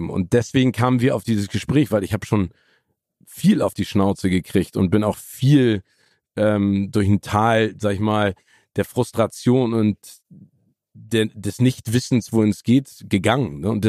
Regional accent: Phoenix, Arizona, United States; born there; ich bin ja auch in Phoenix, Arizona geboren

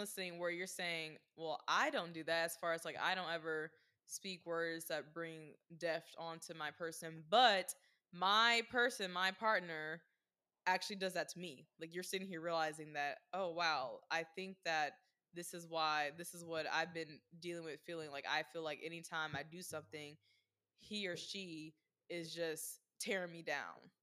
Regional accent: the South, United States; growing up in the South

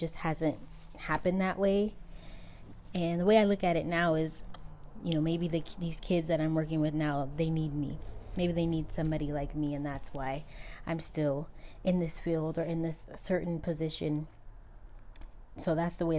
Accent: Southern California, United States; I am from California, and I've born and raised in California. I've only left a couple of times, Southern California to be exact

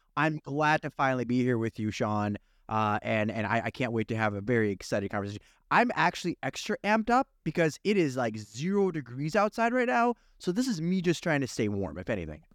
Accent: Kyiv, Ukraine; moved away; I'm originally from Soviet Ukraine

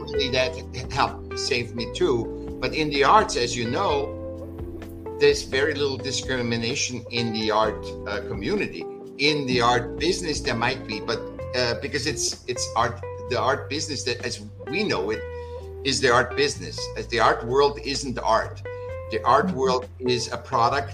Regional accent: Vienna, Austria; I was born in Vienna, in Austria

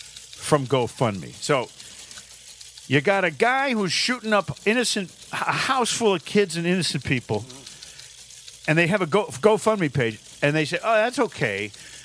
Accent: Manchester, Connecticut, United States; my hometown, Manchester, Connecticut.

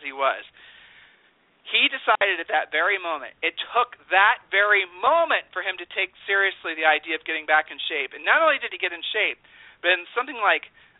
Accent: Columbus, Ohio, United States; we grew up in Columbus, Ohio

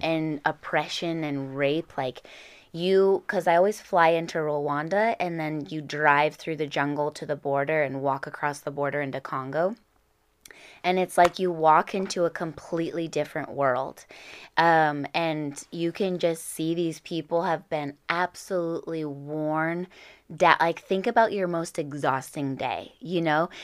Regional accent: Orange County, California, United States; I grew up in Orange County

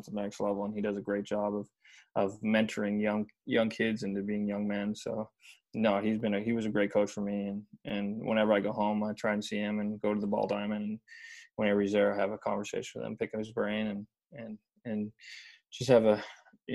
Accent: Nanaimo, British Columbia, Canada; born or raised there; moved away as an adult; also born or lived in Vauxhall, Alberta

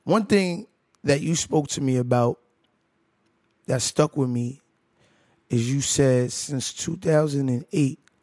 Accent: New York City, New York, United States; I'm from Brooklyn, New York

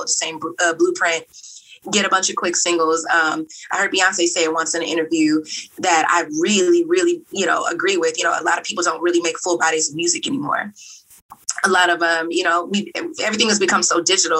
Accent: Texas, United States; I'm from Texas

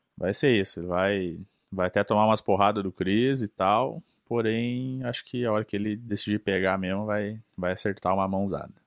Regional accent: Brazil; moved away as an adult; now in United States; a gente sendo brasileiro, você nasce no Brasil

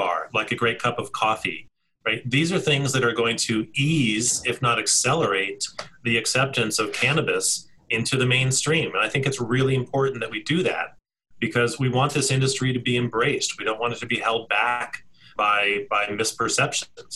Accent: D.C., East Coast, United States; now in Colorado, United States; I grew up on the East Coast just outside of Washington, D.C.

